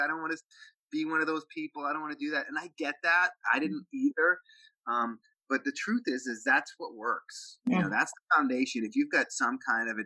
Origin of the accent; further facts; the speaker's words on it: Boston, Massachusetts, United States; I grew up in Boston, Massachusetts, and it was kind of a tough town